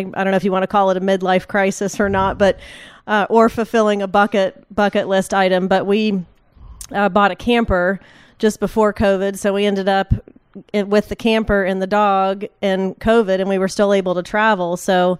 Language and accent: English; West Palm Beach, Florida, United States; moved away as an adult; now in Winston-Salem, United States; I grew up in West Palm Beach, Florida